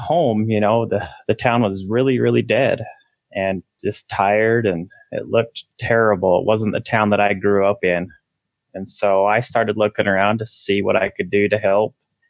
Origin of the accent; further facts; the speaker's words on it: Hildale, Utah, United States; also born or lived in Sandy, Utah; my dad moved his family from Salt Lake to Hilldale, Utah. And I grew up in Hilldale, Utah, my whole young adult and growing up life. And when I was 18, I ended up leaving that religion and striking out on my own.